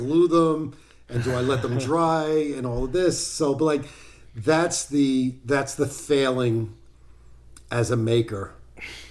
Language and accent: English; Arizona, United States; also born or lived in New York City; now in East Durham, United States; I grew up out in Arizona